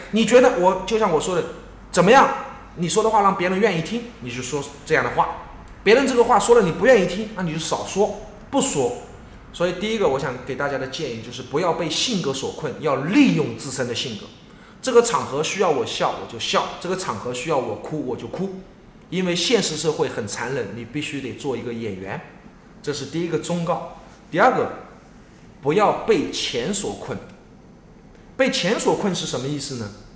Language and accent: Chinese; Yancheng, Jiangsu, China; now in Suzhou, China; 我爷爷就在盐城生了我爸妈，嗯。我爸爸也在盐城生了，我，这，这，这，这种祖籍弄来弄去的。啊。后来现在又回到苏州